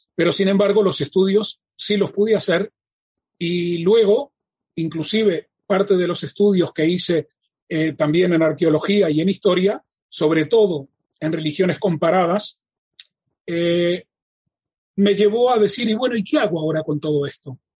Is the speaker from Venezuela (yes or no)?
no; Uruguay; moved away as an adult; now in Israel; Nací en la República Oriental del Uruguay